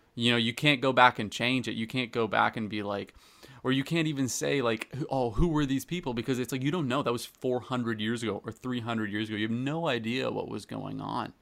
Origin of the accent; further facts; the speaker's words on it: Canada; I'm, I'm Canadian.